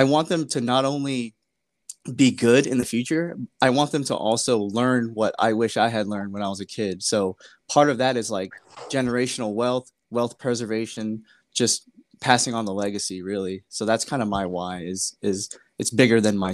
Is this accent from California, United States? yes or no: yes; California, United States; I'm originally from California